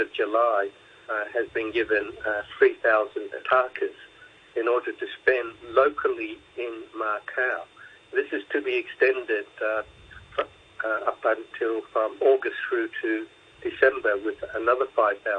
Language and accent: English; Australia; accent: Aussie; now in Hong Kong; I'm an Aussie, so there's the Aussie accent in there